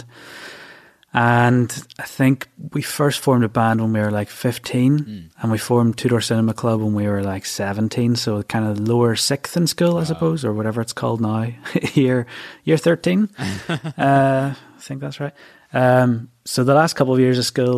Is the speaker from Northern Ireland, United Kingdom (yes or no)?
yes; Bangor, Northern Ireland, United Kingdom; I was born and bred in Bangor, County Down.